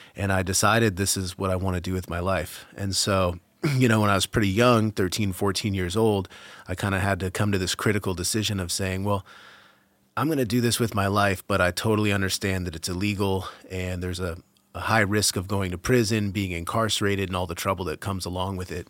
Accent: Massachusetts outside of Boston, United States; moved away as an adult; also born or lived in California; now in Vermont, United States; I grew up in Massachusetts outside of Boston

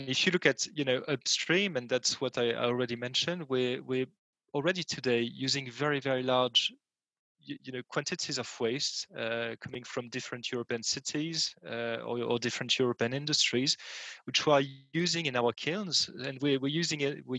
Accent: France; in my home country, France

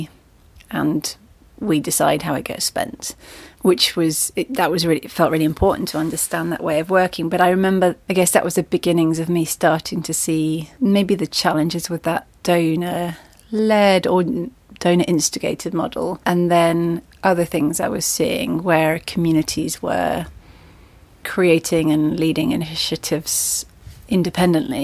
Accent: Devon, South West England, United Kingdom; moved away; I grew up in Devon

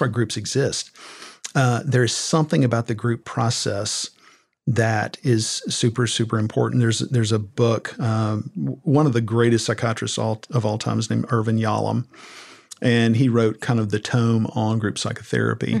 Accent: Southern Middle Tennessee, United States; growing up in Southern Middle Tennessee to a very conservative family

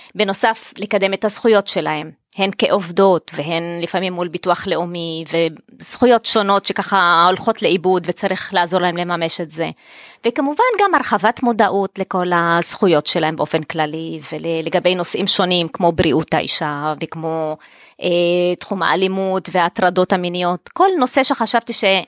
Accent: Tel Aviv-Yafo, Tel Aviv District, Israel; אני ילידת יפו, תושבת העיר באמת

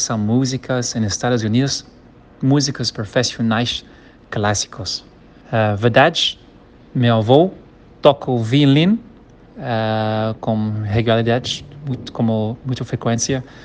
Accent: Kenya; Portuguese is a second language; also born or lived in Rio de Janeiro, Brazil; now in Brazil; se chama Quênia, onde eu nasci

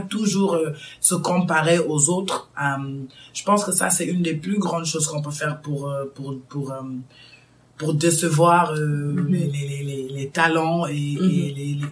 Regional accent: Chicago, Illinois, United States; moved away as an adult; now in Dakar, Senegal; j'ai grandi aux States toute ma vie, à Chicago

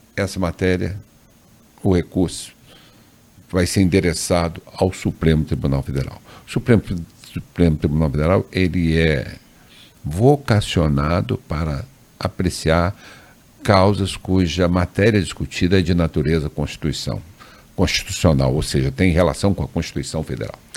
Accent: Três Corações, Minas Gerais, Brazil; moved away as an adult; also born or lived in Andrada / Santa Rita do Sapucaí / Pouso Alegre; now in Brasília, Brazil; eu sou nascido em Três Corações, onde eu fiz todo o curso primário, ginásio, colegial.

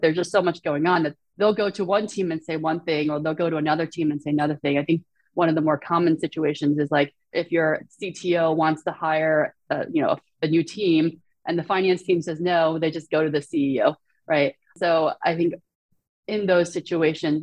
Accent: Shanghai, China; moved away; So I was born in Shanghai. I speak, you know, Mandarin Chinese

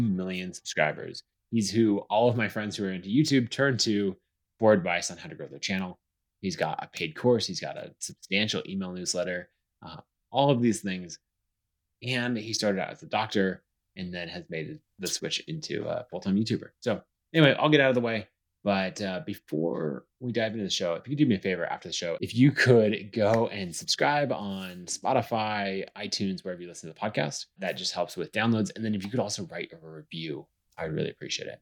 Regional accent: Boise, Idaho, United States; Boise, my hometown.

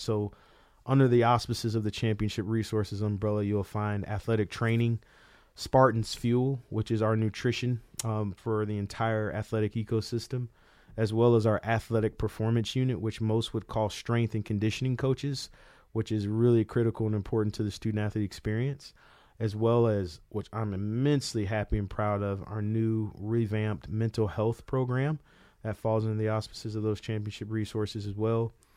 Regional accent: Tallahassee, Florida, United States; born or raised there

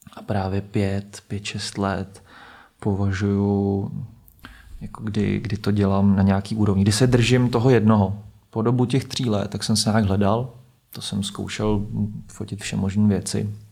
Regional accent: Plzeň, Plzeň Region, Czechia; now in Prague, Czechia; hraju v Plzni, já jsem z Plzně

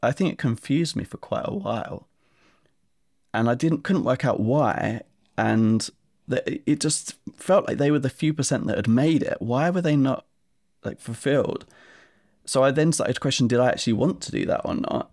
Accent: Essex, East of England, United Kingdom; I grew up in Essex in England

